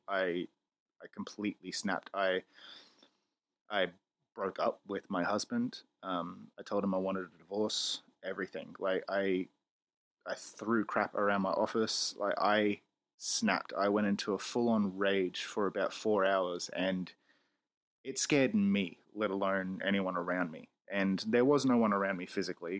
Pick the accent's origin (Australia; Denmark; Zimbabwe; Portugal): Australia; I'm a loudmouth Australian